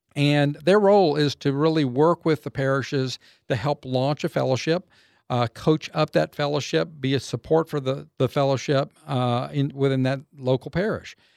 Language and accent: English; Waco, Texas, United States; also born or lived in Austin, Texas; I was raised up in Waco, um, so I grew up here in Central Texas